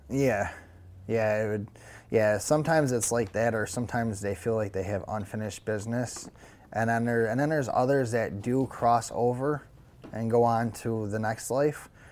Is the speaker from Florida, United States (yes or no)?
no; Syracuse, New York, United States; now in Rome, United States; I'm originally from Syracuse, New York